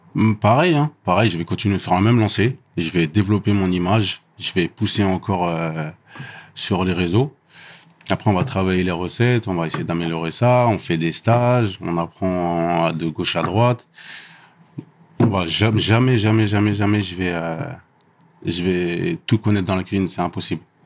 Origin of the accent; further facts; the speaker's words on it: Élancourt, Île-de-France, France; je viens du 78, à Elancourt, mhm. euh, dans un quartier qui s'appelle Les Réaux